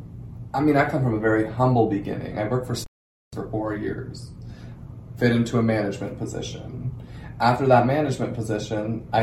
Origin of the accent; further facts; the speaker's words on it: Germany; moved away as an adult; now in Texas, United States; I'm from Germany.